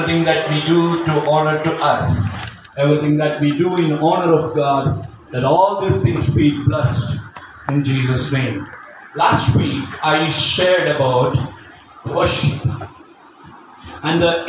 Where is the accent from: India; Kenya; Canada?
India; I'm an Indian